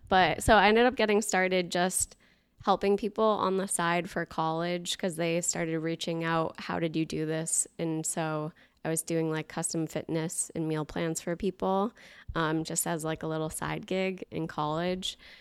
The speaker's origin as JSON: {"language": "English", "town": "Boston", "region": "Massachusetts", "country": "United States", "tie": "born or raised there", "also_born_or_lived": "New Hampshire", "moved": "yes", "said": "grew up in the Boston area"}